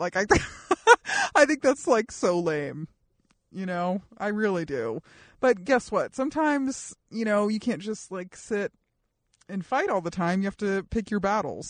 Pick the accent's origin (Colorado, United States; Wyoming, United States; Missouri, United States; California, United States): Colorado, United States; Colorado Springs; moved away; grow up in the suburbs, especially in the suburbs of Colorado Springs